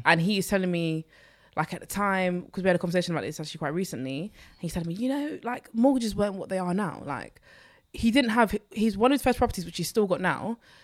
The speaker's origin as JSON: {"language": "English", "region": "London", "country": "United Kingdom", "tie": "born or raised there", "said": "I grew up in Newham"}